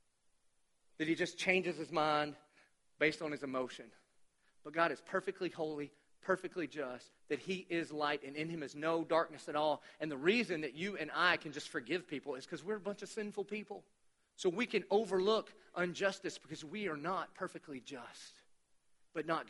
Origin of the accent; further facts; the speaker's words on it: Dillon, United States; I'm from Dillon